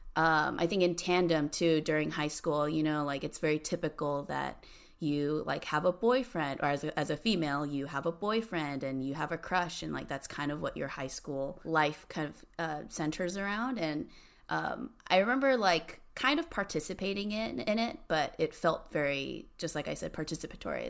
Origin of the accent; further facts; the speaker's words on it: Cerritos, California, United States; now in San Francisco, United States; I grew up in a really small, like, Asian community, um, like, near Long Beach. It's called Cerritos.